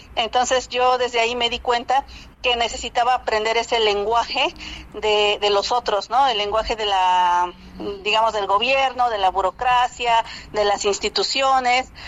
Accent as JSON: {"language": "Spanish", "town": "San Pedro y San Pablo Ayutla", "region": "Oaxaca", "country": "Mexico", "also_born_or_lived": "Mexico City", "said": "yo soy de San Pedro y San Pablo Ayutla"}